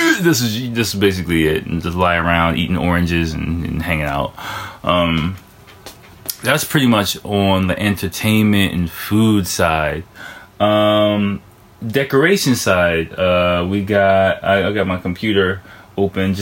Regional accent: United States; now in Japan; I'm American

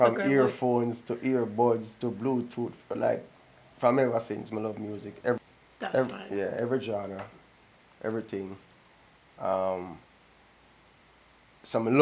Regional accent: Jamaica; I'm a Jamaican.

